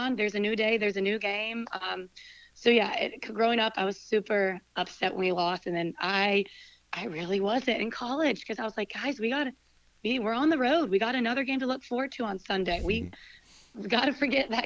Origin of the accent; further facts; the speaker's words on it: Winston-Salem, North Carolina, United States; we're both from Winston, and we both came back to Winston after college